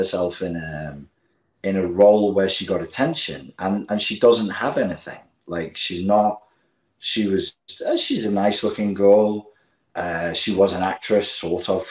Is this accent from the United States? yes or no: no; England, United Kingdom; we're English